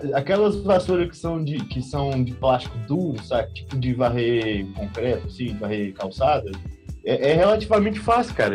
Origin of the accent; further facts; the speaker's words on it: Goiânia, Goiás, Brazil; eu lembro quando eu era moleque em, em Goiânia